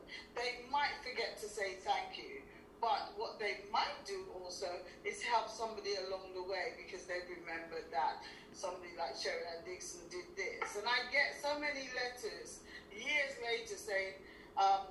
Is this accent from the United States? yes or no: no; Guyana; accent: Guyanese; moved away; I am originally from Guyana, and I've just regained some of the, you know, the accent